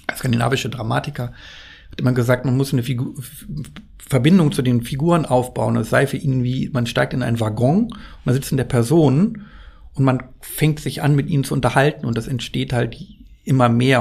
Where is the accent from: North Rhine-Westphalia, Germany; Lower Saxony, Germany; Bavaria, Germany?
Lower Saxony, Germany; Worpswede; in meiner Heimat spielt, äh, im Teufelsmoor